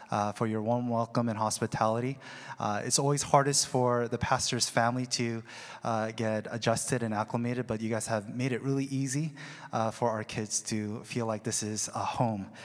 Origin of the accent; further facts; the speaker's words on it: Seattle, Washington, United States; Uh, now, me, on the other hand, I was um, from Seattle. I came freshly from Seattle, uh, grungy, unkept seminary student.